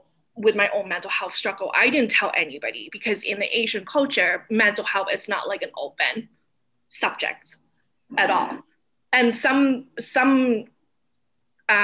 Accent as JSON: {"language": "English", "town": "Toronto", "region": "Ontario", "country": "Canada", "tie": "born or raised there", "also_born_or_lived": "Hong Kong", "said": "as kids, when we grew up here"}